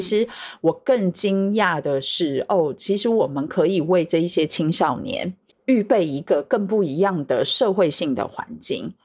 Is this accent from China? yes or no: no; Taiwan; 我是来自台湾的神秘嘉宾